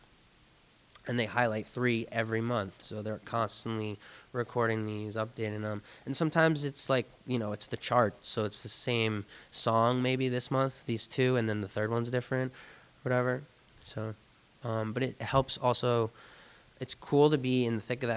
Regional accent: Jersey Shore, New Jersey, United States; moved away as an adult; also born or lived in New York City; I'm from the Jersey Shore, and I left it to go work full-time in the city

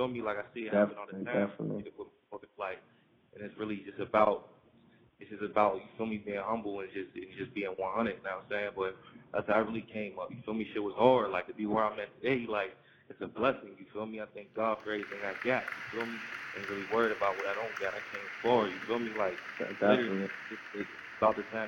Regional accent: Pittsburgh, Pennsylvania, United States; I'm from Pittsburgh, I'm from P.A., and, like, life growing up, man, I fell victim of the streets.

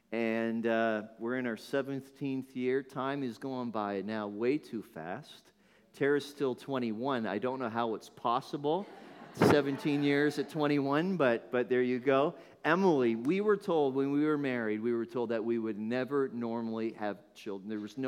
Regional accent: Northern Ireland, United Kingdom; born there; You won't know it, but that's actually where I was born. How many thought that I was from Northern Ireland? Nobody. Nobody ever thinks that. So my family emigrated.

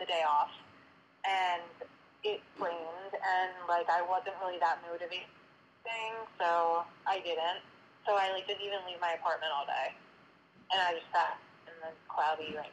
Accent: Delaware County, Pennsylvania, United States; we're from Delaware County.

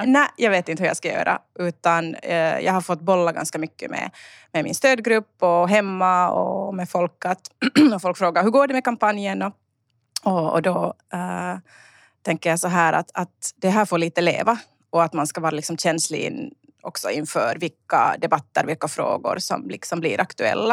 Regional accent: Uusimaa, Finland; also born or lived in Sjundeå / Kauniainen; jag är helt finlandssvensk

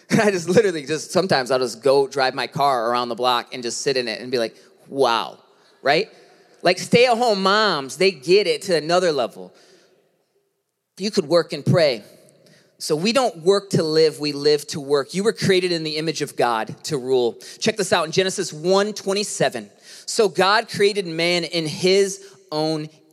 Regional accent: United States; growing up in America

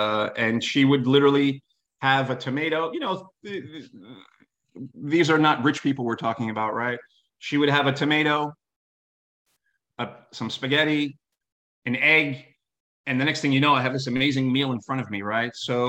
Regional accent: New York City, New York, United States; I come from New York City, right?

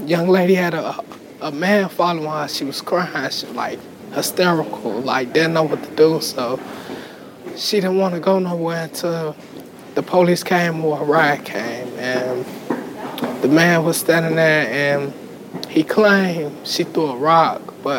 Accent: Chicago, Illinois, United States; I'm from Chicago, Illinois, the West Side.

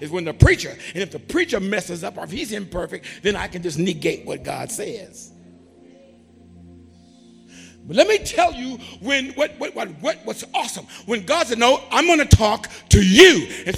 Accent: California, United States; I grew up in California, and in California, it was common to have earthquakes.

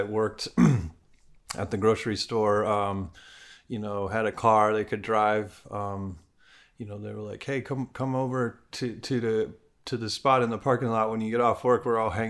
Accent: Chicago, Illinois, United States; now in California, United States; I grew up in Chicago or in the suburbs in Chicago.

